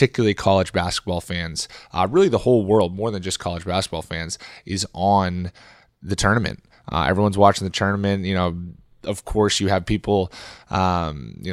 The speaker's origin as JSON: {"language": "English", "region": "Northeast", "country": "United States", "tie": "born or raised there", "moved": "yes", "said": "I'm a guy who grew up in the Northeast"}